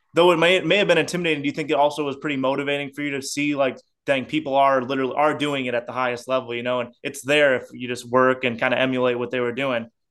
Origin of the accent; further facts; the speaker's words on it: South Bend, Indiana, United States; I grew up in South Bend, Indiana